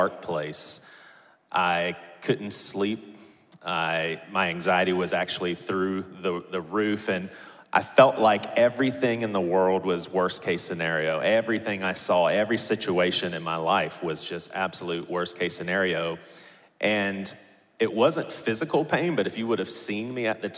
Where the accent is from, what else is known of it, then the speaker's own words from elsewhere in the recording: Charleston, South Carolina, United States; So born and raised in Charleston, like sixth generation Charleston boy